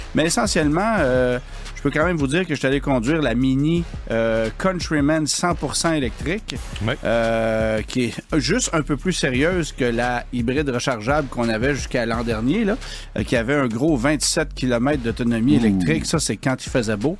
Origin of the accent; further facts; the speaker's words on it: Quebec, Canada; chez nous au Québec